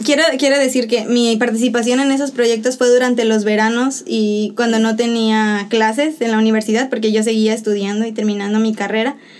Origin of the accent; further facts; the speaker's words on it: Xalapa, Veracruz, Mexico; moved away as an adult; now in Dominican Republic; yo soy de Jalapa, Veracruz, en México orgullosamente jalapeña y orgullosamente veracruzana